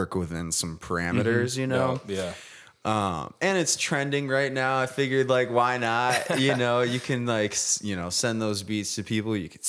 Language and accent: English; Grand Haven, Michigan, United States; now in Grand Rapids, United States; From Grand Haven. Okay. Which is my that's right. That's my hometown.